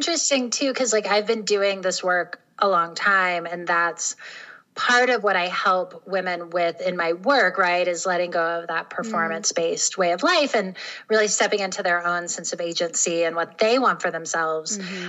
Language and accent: English; North Carolina, United States; also born or lived in Tennessee, United States; So I grew up in the South, in North and South Carolina and Tennessee, and I was raised by a single mom.